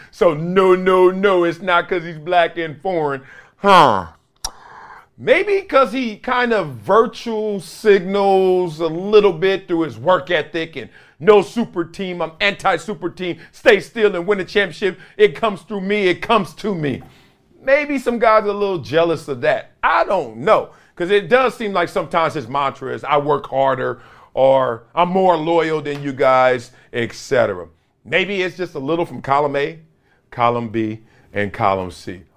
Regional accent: Compton, California, United States; I'm from Compton

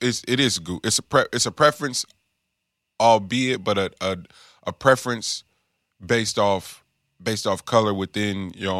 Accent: the Bay Area, California, United States; I'm from the Bay.

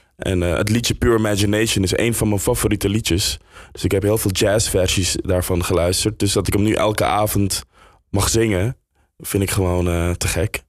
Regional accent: Suriname; now in Netherlands; ik ben in Suriname opgegroeid

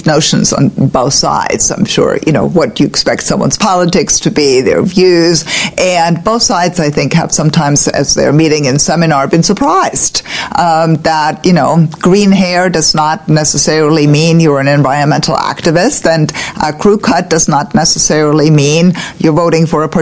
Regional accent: Germany; now in Annapolis, United States; I grew up in Germany

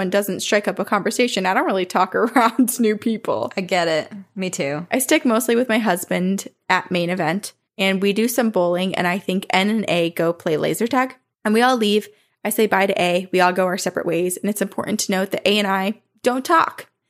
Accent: Texas, United States; he was in my home state of Texas, where his brother N lives.

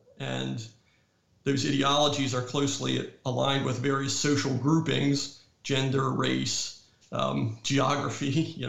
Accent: North Carolina, United States; But many states, like my home state of North Carolina, have state laws that basically tell electors, you have to vote the way the popular vote has gone.

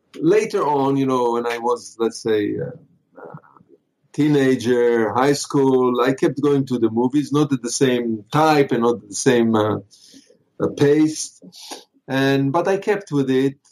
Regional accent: Israel; moved away as an adult; now in Los Angeles, United States; where I lived when I grew up in Israel, there was no film schools

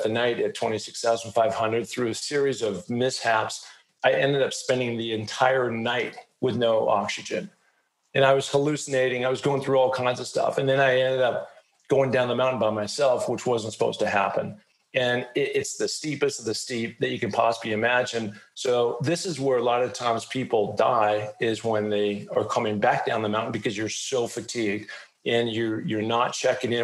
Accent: Seattle, Washington, United States; growing up in Seattle, Washington

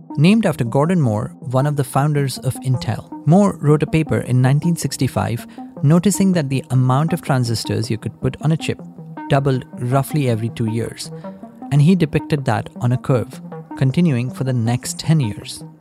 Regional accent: India; moved away; Deepinder and I grew up in India

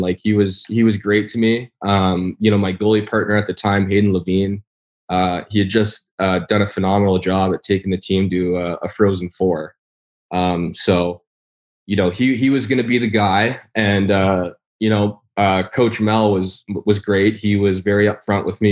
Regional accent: Toronto, Ontario, Canada; moved away as an adult; also born or lived in Michigan / Minnesota; if you were a skiing family, uh, in Toronto

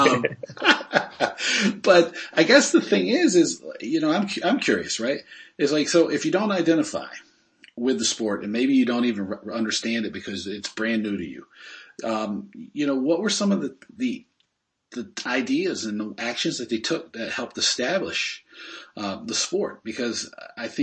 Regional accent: United States; as Americans

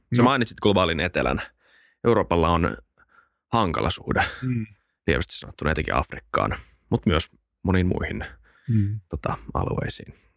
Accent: Helsinki, Uusimaa, Finland; Helsinki on tietenkin mun kotikaupunki

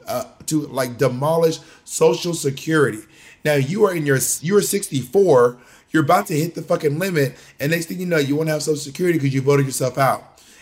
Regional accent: Georgia, United States; also born or lived in Alabama / Mississippi; I'm from a red state. I'm not from New York City. I wasn't raised in New York City or anything. I was born in Georgia. I was raised in Georgia, Alabama, and Mississippi.

